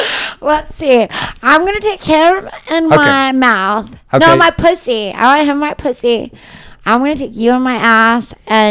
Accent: Grand Saline, Texas, United States; now in Los Angeles, United States; I'm from Texas.

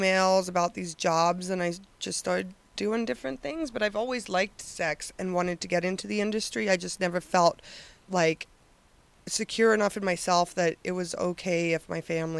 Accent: Denver, Colorado, United States; I am from Denver

